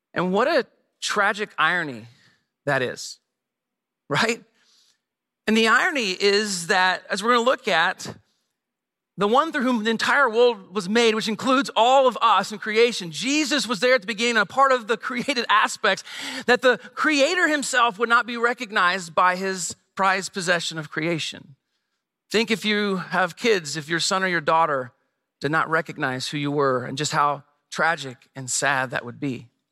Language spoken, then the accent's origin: English; Midwest, United States; moved away as an adult; also born or lived in Bloomington-Normal, Illinois; now in San Diego, United States; we grew up here in the Midwest, uh, but twelve years ago, moved to San Diego.